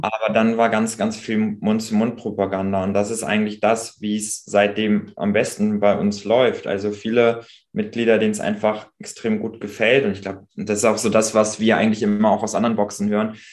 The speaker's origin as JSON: {"language": "German", "town": "Pinneberg", "region": "Schleswig-Holstein", "country": "Germany", "tie": "born or raised there", "also_born_or_lived": "Hamburg", "said": "in meine Heimat, also raus aus Hamburg, rein mhm. nach Schleswig-Holstein, nach Pinneberg"}